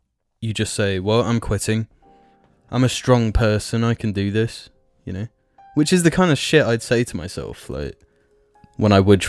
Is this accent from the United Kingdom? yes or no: yes; England, United Kingdom; we're English.